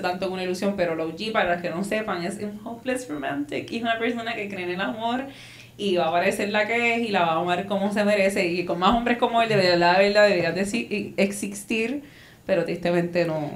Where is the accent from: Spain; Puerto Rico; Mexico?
Puerto Rico; somos de Puerto Rico